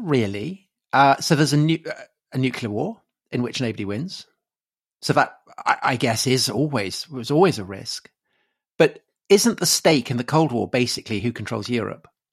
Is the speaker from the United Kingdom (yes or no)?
yes; United Kingdom; growing up in, in Britain in the nineteen eighties